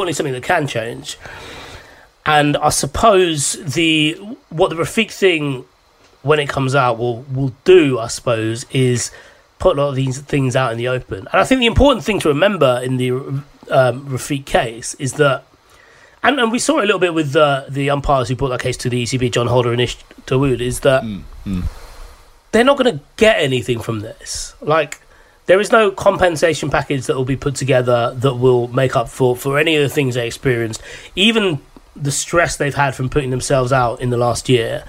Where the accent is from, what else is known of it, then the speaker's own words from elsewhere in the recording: London, United Kingdom; growing up in London, I was naturally in quite a diverse area.